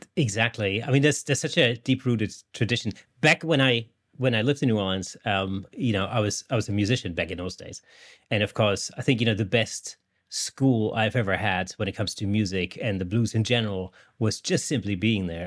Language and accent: English; Germany; now in England, United Kingdom; I live in England, but I'm not British at all. I'm actually German